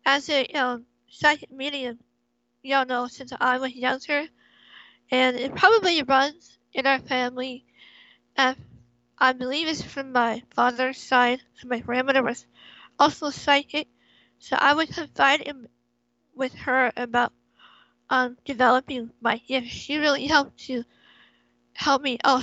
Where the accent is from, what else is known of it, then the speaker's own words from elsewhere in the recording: California, United States; I was born and raised here in California.